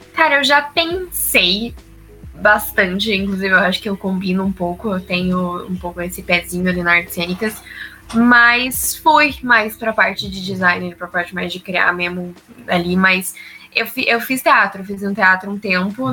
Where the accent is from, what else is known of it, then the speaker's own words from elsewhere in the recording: Curitiba, Paraná, Brazil; Eu sou de Curitiba.